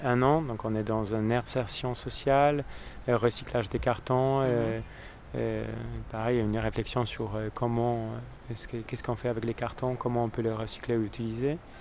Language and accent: French; Poland; now in France; je suis né en Pologne, euh, j'ai vécu mon enfance à la campagne